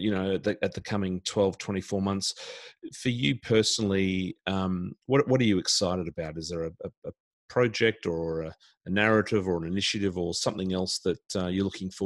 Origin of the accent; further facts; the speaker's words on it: Brisbane, Queensland, Australia; here in Brisbane, my hometown.